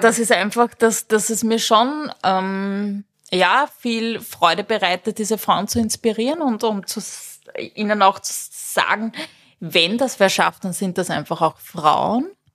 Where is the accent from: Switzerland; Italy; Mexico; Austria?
Austria; Berndorf, Lower Austria; moved away; also born or lived in Zimbabwe; ich war vier Jahre alt, sind wir von Simbabwe nach Berndorf gezogen